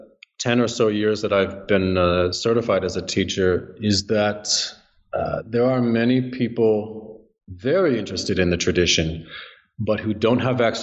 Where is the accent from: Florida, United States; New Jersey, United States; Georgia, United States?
New Jersey, United States; New Jersey.